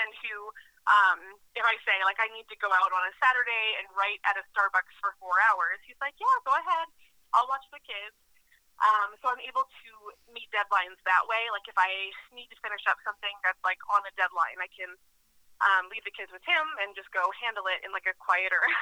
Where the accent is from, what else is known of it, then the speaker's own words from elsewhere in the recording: Massachusetts, United States; moved away as an adult; also born or lived in Minnesota; I'm from Massachusetts, and I got kind of homesick when I was living out there